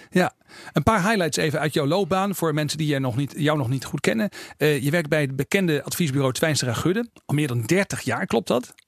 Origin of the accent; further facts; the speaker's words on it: Groningen, Netherlands; ik kom zelf ook uit Groningen.